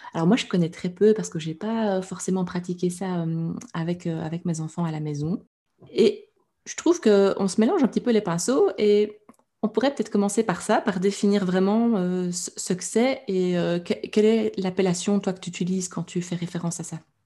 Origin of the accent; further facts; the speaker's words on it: Belgium; je suis belge